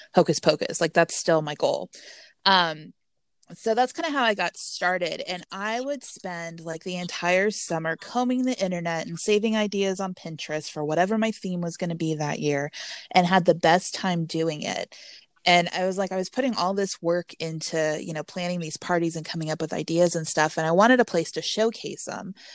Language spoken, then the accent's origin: English; Texas, United States; I'm from Texas